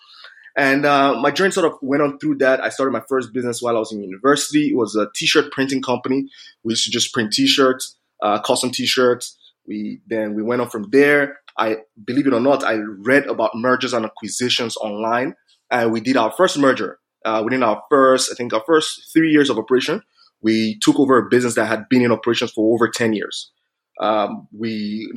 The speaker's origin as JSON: {"language": "English", "country": "Nigeria", "tie": "born or raised there", "moved": "as an adult", "lives_now": "Canada", "said": "I grew up in Nigeria"}